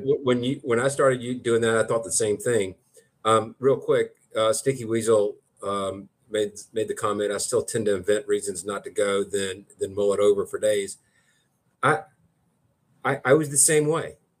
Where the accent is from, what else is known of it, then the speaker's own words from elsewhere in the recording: Thomaston, United States; moved away; my hometown of Thomaston